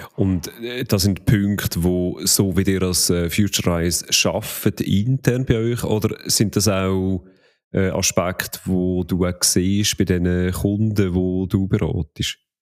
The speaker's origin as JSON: {"language": "German", "country": "Switzerland", "said": "als Schweizer"}